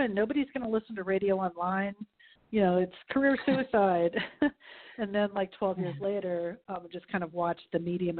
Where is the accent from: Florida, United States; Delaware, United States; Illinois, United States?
Florida, United States; Miami; moved away as an adult; also born or lived in Texas; my hometown, Miami, Fort Lauderdale area